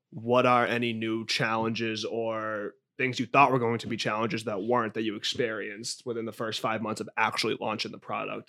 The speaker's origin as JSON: {"language": "English", "town": "Boston", "region": "Massachusetts", "country": "United States", "tie": "born or raised there", "said": "growing up in Eastie"}